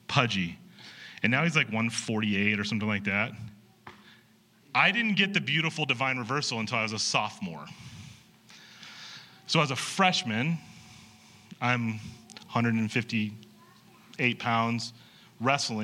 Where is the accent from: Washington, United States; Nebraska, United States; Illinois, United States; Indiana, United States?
Nebraska, United States; York; In high school, I grew up in York, Nebraska.